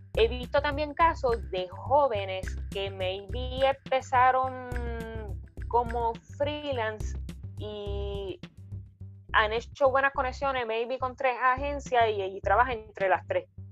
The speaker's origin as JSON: {"language": "Spanish", "town": "Arecibo", "country": "Puerto Rico", "tie": "born or raised there", "said": "soy nacida y criada en Arecibo"}